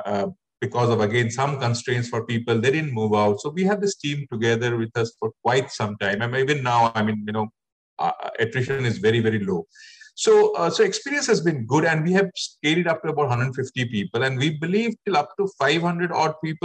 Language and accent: English; Assam, India; I'm also from Assam originally